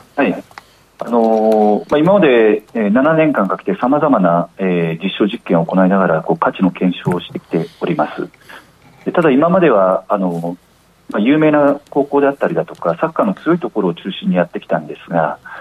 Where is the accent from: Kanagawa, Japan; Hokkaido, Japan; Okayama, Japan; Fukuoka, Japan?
Fukuoka, Japan; 地元福岡